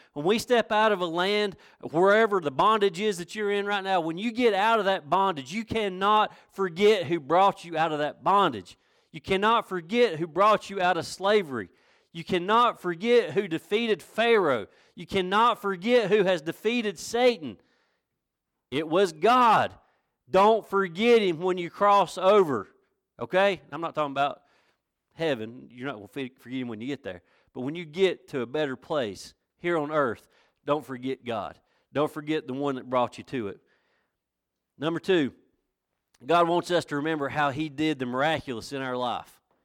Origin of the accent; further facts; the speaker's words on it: Villas, North Carolina, United States; also born or lived in Blackberry, North Carolina; I was born and raised in Villas